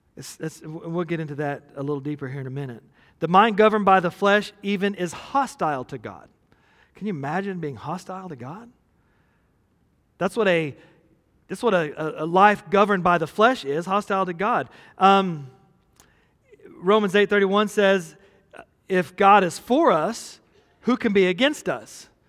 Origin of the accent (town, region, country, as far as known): United States